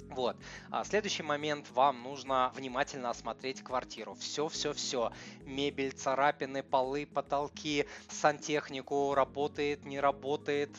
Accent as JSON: {"language": "Russian", "region": "Saint Petersburg", "country": "Russia", "said": "я ж из Питера"}